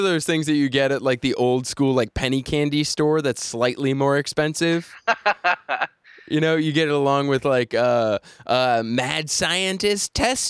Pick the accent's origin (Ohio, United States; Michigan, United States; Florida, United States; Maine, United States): Maine, United States; York; I was growing up in York, Maine